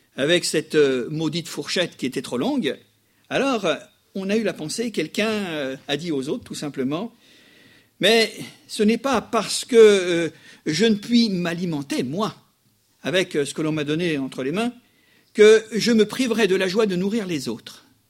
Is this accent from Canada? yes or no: no; France; chez nous, en France